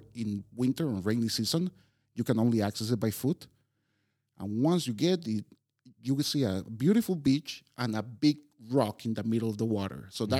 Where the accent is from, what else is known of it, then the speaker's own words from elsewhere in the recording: Costa Rica; now in Prague, Czechia; every time I tell people I come from Costa Rica, the same question pops.